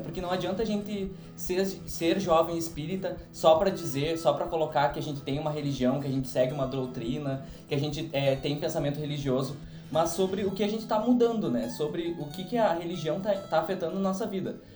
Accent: São Borja, Rio Grande do Sul, Brazil; sou da cidade de São Borja

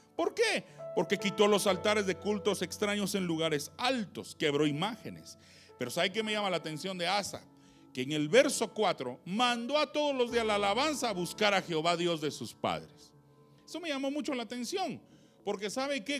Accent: San Marcos, Guatemala; moved away; soy de San Marcos

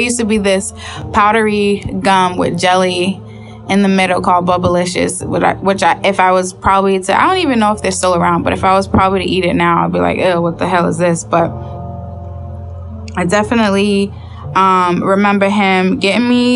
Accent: Boston, Massachusetts, United States; I'm from Boston

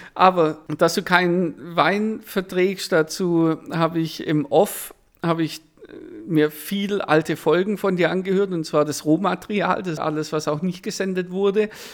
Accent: Swabia, Baden-Württemberg, Germany; wir sind im Schwabenland aufgewachsen

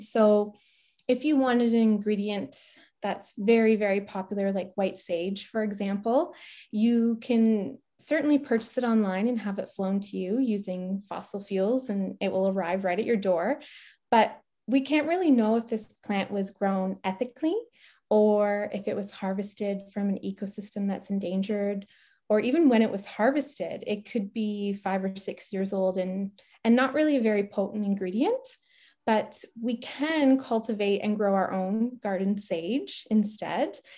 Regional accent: Barrie, Ontario, Canada; moved away as an adult; also born or lived in Ajax, Ontario / Petawawa, Ontario; now in Deep River, Canada; I was born in Ajax, and my mom and my brother and I moved to Barrie when I was in grade three

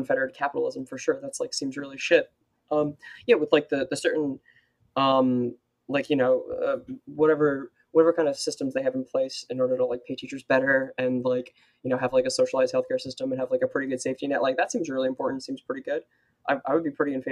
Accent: New Jersey, United States; in New Jersey, but like the whole area. I've been in this area for like most of my life

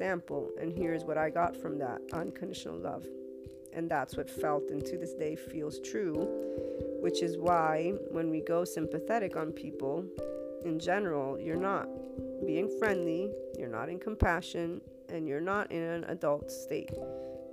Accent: United States; As an American, and I'm also Italian

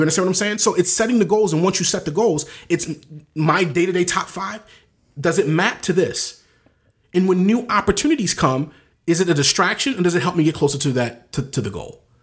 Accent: Baltimore, Maryland, United States; moved away; I'm from the inner city of Baltimore

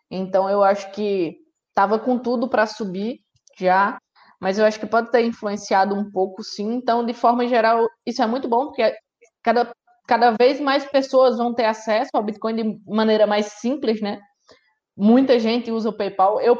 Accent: Brazil; isso ao mesmo tempo que nos, nos deixa, nós, como brasileiros, né, felizes

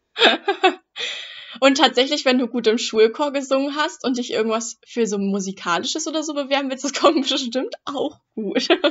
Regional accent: Germany; ich bin ja auch Deutsche

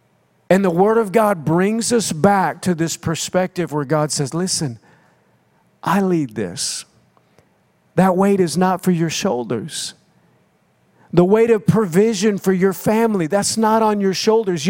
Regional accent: United States; moved away as an adult; also born or lived in Oklahoma / Minnesota; now in Florida, United States; I grew up in Oklahoma and Minnesota

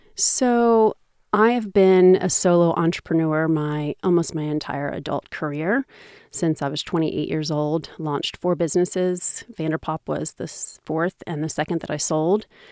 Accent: Seattle, Washington, United States; I'm American. I never left Seattle

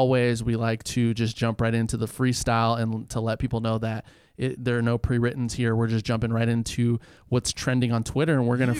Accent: Petaluma, California, United States; Petaluma, Sonoma County, my hometown

